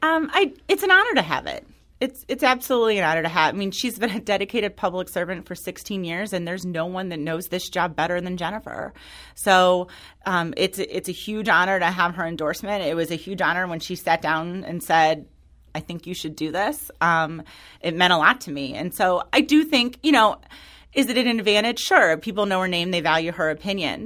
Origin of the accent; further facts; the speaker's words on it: Florissant, Missouri, United States; I grew up in North County. I'm from Florissant